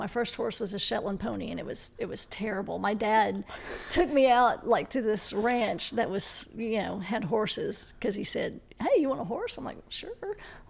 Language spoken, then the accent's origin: English; Texas, United States; Way the for Texas.